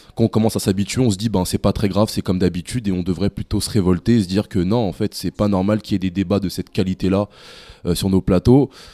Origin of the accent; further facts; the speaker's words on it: France; nous en tant que Français